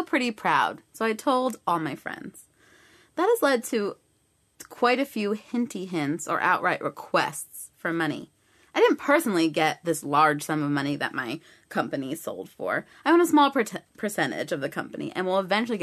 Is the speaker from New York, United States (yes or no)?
yes; New York, United States; as a New Yorker